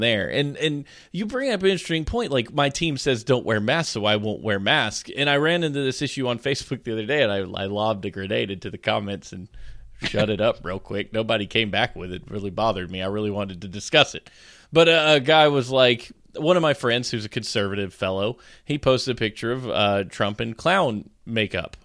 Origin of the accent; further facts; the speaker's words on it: United States; now in North Carolina, United States; as an American who grew up appreciating the American flag and going to rodeos